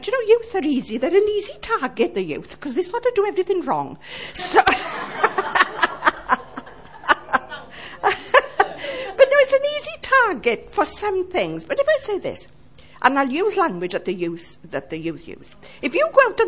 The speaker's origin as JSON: {"language": "English", "town": "Llanelli", "region": "Wales", "country": "United Kingdom", "lives_now": "Ammanford, United Kingdom", "said": "I'm from Llanelli"}